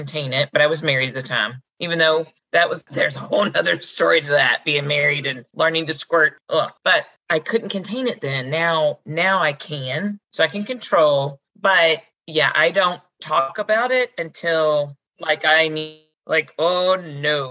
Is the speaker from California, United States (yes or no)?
no; Kentucky, United States; I'm from Kentucky